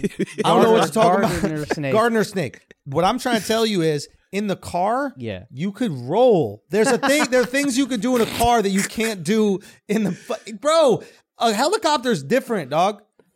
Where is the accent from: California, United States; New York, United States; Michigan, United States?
New York, United States; New York City; I grew up in New York City. Nobody had a car.